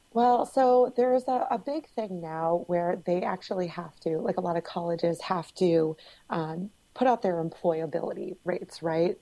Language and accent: English; Cape Cod, Massachusetts, United States; I'm from Cape Cod